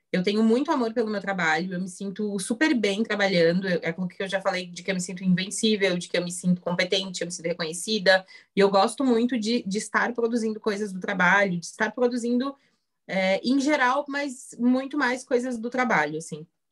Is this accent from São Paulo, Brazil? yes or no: no; Santa Catarina, Brazil; sou de Santa Catarina, noiva, 31 anos, mulher.